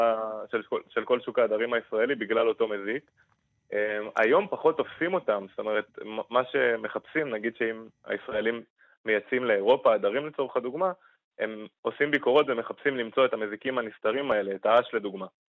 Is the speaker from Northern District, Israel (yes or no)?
yes; Kiryat Shmona, Northern District, Israel; בתור אחד שגדל בקריית שמונה